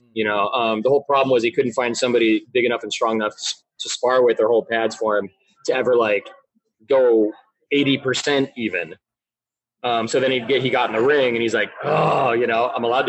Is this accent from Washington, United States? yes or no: yes; Tacoma, Washington, United States; I grew up in Tacoma